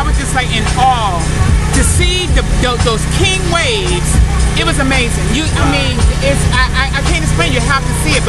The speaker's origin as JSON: {"language": "English", "country": "Bahamas", "moved": "yes", "lives_now": "Melbourne, United States", "said": "I'm originally from the Bahamas."}